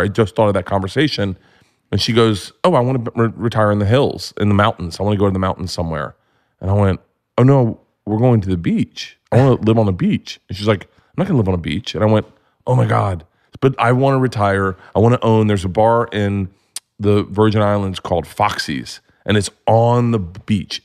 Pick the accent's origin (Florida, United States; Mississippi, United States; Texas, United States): Florida, United States; I grew up in Florida